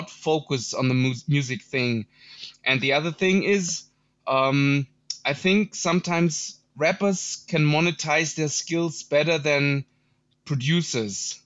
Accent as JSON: {"language": "English", "town": "Munich", "region": "Bavaria", "country": "Germany", "said": "I'm also from Germany, from Munich, Germany, which is not a boom bap hotspot."}